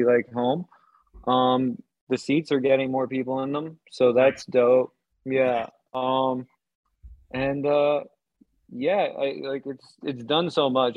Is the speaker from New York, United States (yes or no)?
yes; New York City, New York, United States; I grew up in New York City